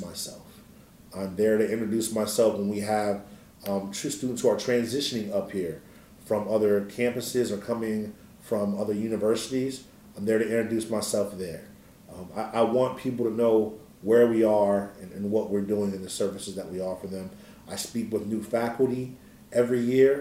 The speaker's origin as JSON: {"language": "English", "town": "State College", "region": "Pennsylvania", "country": "United States", "tie": "born or raised there", "said": "I'm actually from State College, Pennsylvania. Parents came up here from Philadelphia in the 1970s"}